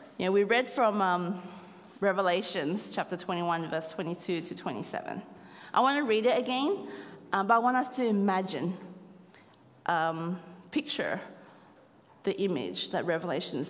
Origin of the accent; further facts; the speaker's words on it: Australia; moved away as an adult; now in Cambodia; as a descendant of Chinese and Vietnamese, but born in Australia